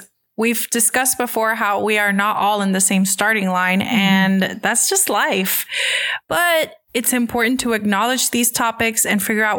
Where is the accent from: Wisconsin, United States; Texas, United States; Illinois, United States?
Texas, United States; Houston; still wanting to be the Ravenclaw version of Hermione when I grew up in Houston, Texas.